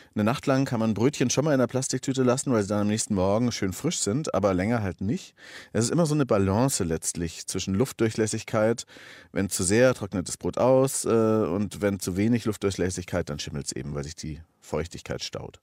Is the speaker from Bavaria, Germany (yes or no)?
yes; Augsburg, Bavaria, Germany; now in Berlin, Germany; ich bin gebürtiger Augsburger